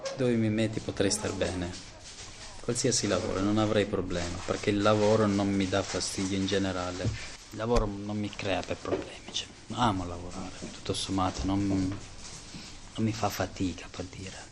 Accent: Kosovo; now in Italy; è il mio paese è il mio sono nato lì è il posto, per me è il posto più bello al mondo

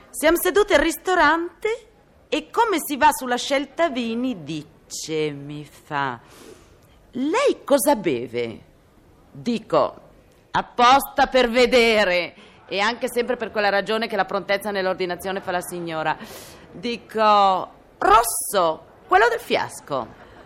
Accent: Milan, Lombardy, Italy; io sono milanese per nascita e per getto

